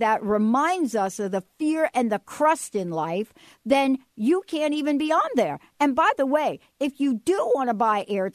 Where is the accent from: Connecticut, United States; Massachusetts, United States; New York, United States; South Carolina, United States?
New York, United States; I grew up in New York with the hot dog stands